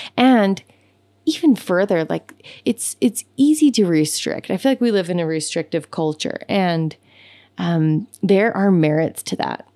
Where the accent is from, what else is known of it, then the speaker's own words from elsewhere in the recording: Utah, United States; my home state of Utah